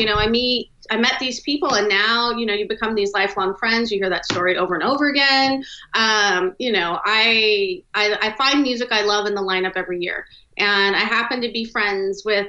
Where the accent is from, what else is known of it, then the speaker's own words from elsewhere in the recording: Redlands, California, United States; now in Seattle, United States; I'm originally from Redlands, California, which is about an hour from Palm Springs